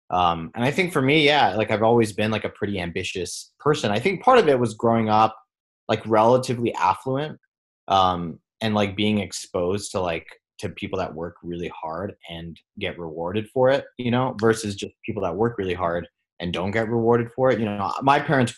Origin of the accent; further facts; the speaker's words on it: Singapore; especially growing up in Singapore, like in Asia, like you're sort of like, you can be a doctor, a lawyer, an engineer, an architect, a software engineer.